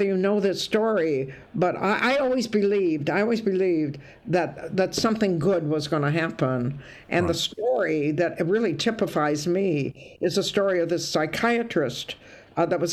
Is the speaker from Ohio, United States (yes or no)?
yes; Toledo, Ohio, United States; moved away; also born or lived in Scotland; I'm from Toledo, Ohio, which is nothing